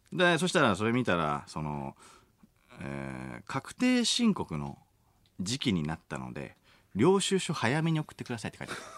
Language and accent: Japanese; Machiya, Tokyo, Japan; born or raised there